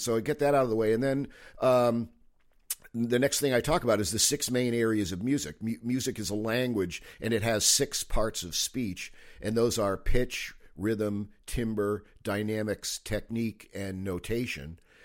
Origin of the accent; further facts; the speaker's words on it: Manchester, Connecticut, United States; moved away as an adult; also born or lived in Cape Cod, Massachusetts; I grew up in Manchester, Connecticut